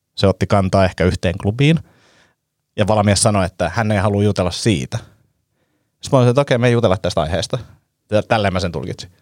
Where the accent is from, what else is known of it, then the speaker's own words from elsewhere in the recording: Helsinki, Uusimaa, Finland; me ollaan niin urpoja stadilaisia